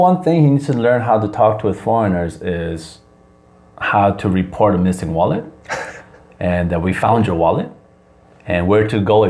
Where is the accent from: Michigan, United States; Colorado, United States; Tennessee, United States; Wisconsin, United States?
Wisconsin, United States; moved away as an adult; also born or lived in Chicago, Illinois; now in South Korea; Because I grew up in Wisconsin